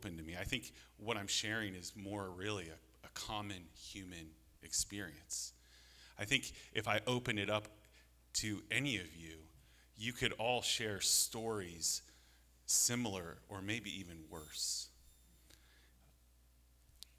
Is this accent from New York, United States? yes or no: no; Alaska, United States; I grew up in Alaska